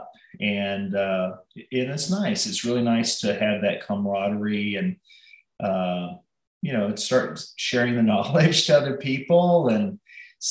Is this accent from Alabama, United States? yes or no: yes; Huntsville, Alabama, United States; also born or lived in Pelham, Alabama; I grew up with in Huntsville